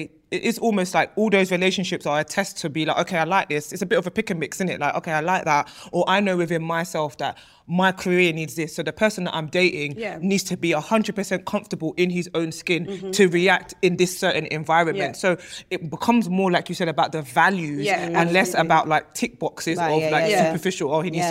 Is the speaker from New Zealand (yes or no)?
no; Nigeria; being Nigerian, I think within our communities, it's not something that we necessarily speak about.